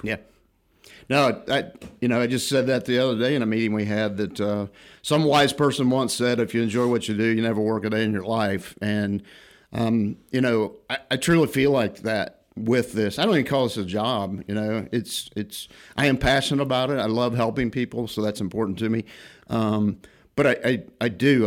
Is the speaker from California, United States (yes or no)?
no; Illinois, United States; moved away as an adult; originally born and raised in Illinois, not too far from here